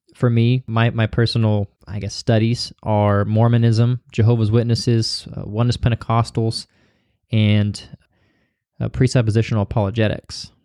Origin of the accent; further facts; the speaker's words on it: Missouri, United States; I'm from Missouri